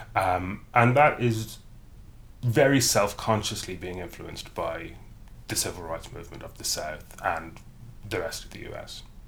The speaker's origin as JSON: {"language": "English", "area": "County Cavan", "region": "Ulster", "country": "Ireland", "moved": "yes", "lives_now": "England, United Kingdom", "said": "I am from County Cavan, which is in the province of Ulster historically"}